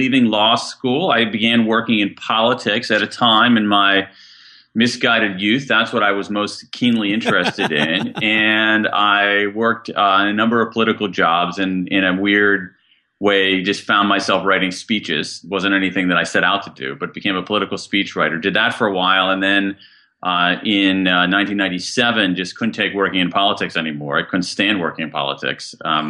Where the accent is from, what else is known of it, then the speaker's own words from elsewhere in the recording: Columbus, Ohio, United States; I grew up in Central Ohio, Columbus, Ohio.